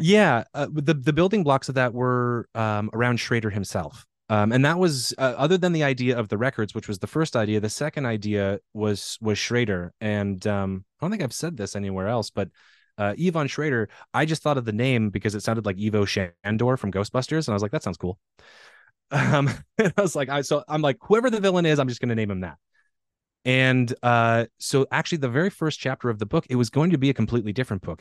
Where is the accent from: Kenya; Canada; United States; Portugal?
United States; Pacific Northwest; born or raised there